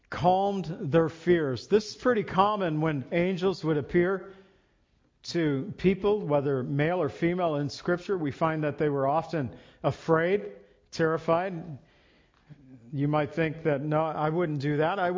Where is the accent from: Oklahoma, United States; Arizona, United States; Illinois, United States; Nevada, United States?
Illinois, United States; Well, at least I was born in Illinois, Lily in Mexico, but uh, living in Illinois it was no problem for us.